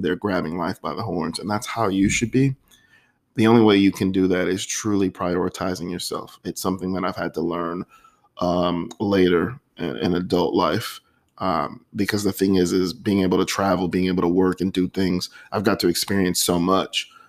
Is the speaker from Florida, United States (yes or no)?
yes; Florida, United States; Florida, you know, my home state